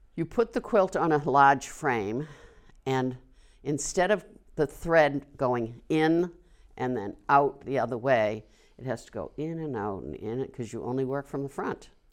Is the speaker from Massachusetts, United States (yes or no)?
yes; Wilmington, Massachusetts, United States; moved away as an adult; now in Tewksbury, United States; I was brought up here. I taught for thirty-six years here.